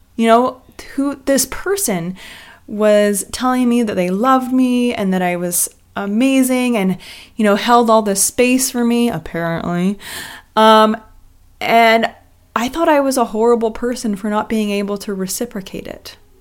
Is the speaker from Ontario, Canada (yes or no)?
no; Vancouver, British Columbia, Canada; moved away as an adult; also born or lived in Los Angeles, United States; I'm originally from Vancouver, Canada